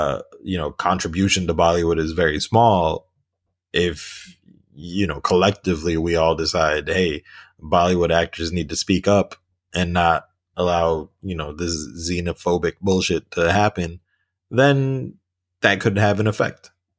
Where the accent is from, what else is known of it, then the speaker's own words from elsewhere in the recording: United States; I'm not Pakistan. I mean, like, look, I got a blue passport. I was born and raised in the States.